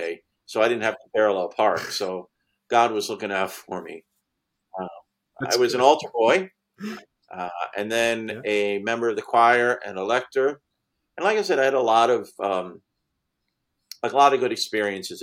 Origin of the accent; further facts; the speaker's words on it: Bridgeport, Connecticut, United States; also born or lived in Stratford; now in Bethel, United States; I was born in 1960 in Bridgeport. I'm a Bridgeport fella all my life